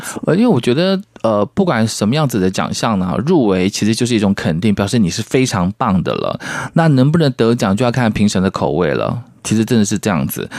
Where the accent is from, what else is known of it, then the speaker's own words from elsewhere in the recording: Taiwan; 我也是台湾人